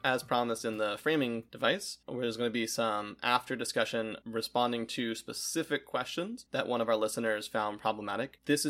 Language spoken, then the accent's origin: English; Northern Midwest, United States; accent: Northern Midwest; The accent that I speak in, which a lot of people call unaccented English, is known either as the newscaster accent or the Northern Midwest accent.